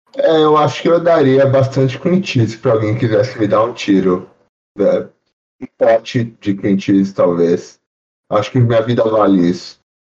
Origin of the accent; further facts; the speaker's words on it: Brazil; now in Florida, United States; eu sou brasileiro